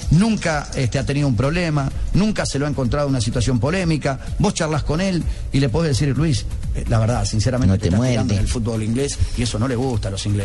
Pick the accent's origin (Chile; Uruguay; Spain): Uruguay; lo dije hace ya 15 días atrás, y era complicado decirlo, siendo periodista uruguayo